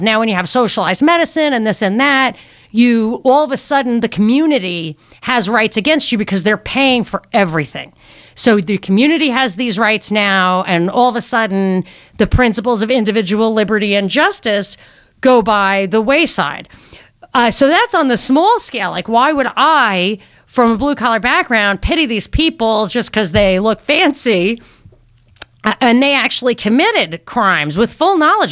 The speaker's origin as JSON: {"language": "English", "region": "New York", "country": "United States", "tie": "born or raised there", "said": "I grew up in New York"}